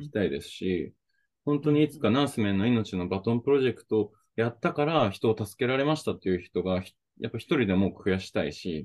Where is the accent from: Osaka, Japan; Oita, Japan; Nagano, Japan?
Oita, Japan; moved away; also born or lived in Okinawa / Hokkaido; 地元大分